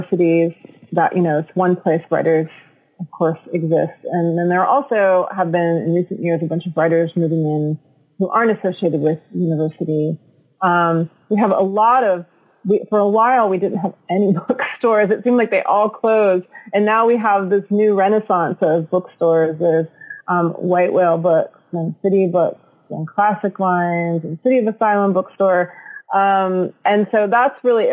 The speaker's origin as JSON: {"language": "English", "town": "Beaver Falls", "region": "Pennsylvania", "country": "United States", "tie": "born or raised there", "also_born_or_lived": "New Hampshire / San Francisco, California / Lincoln, Nebraska", "moved": "as an adult", "lives_now": "Pittsburgh, United States", "said": "I grew up north of here in a town called a mill town called Beaver Falls."}